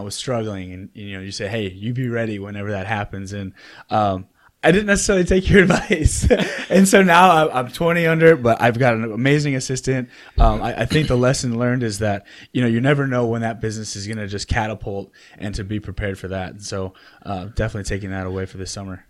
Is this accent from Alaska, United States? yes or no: no; Oak Park, Illinois, United States; moved away as an adult; also born or lived in Chicago, Illinois; now in North Carolina, United States; I grew up in Oak Park, Illinois